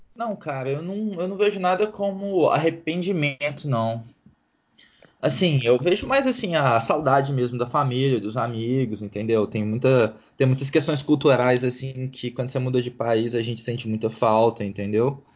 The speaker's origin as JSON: {"language": "Portuguese", "town": "Belo Horizonte", "region": "Minas Gerais", "country": "Brazil", "tie": "born or raised there", "also_born_or_lived": "United States / Chicoutimi, Canada", "moved": "as an adult", "lives_now": "Ottawa, Canada", "said": "eu e meu irmão, nós somos nascidos e fomos criados em Belo Horizonte"}